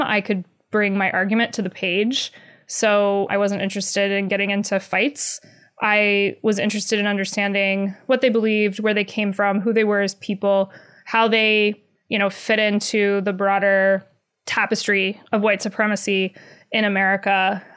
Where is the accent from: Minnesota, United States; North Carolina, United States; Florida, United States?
North Carolina, United States; born or raised there